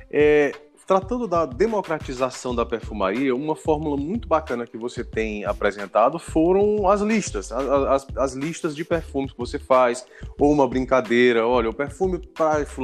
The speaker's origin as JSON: {"language": "Portuguese", "town": "Parnaíba", "region": "Piauí", "country": "Brazil", "said": "eu sou de Parnaíba, no Piauí"}